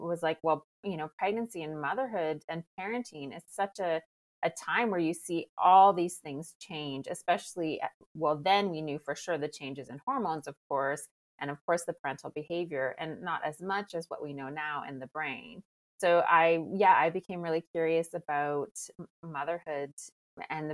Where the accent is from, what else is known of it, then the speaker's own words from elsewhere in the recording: Canada; now in France; I'm Canadian, but based in France.